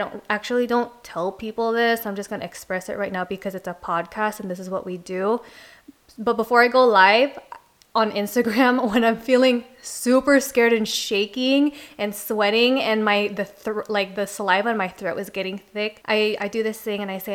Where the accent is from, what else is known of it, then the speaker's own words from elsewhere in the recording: Philippines; I'm Filipino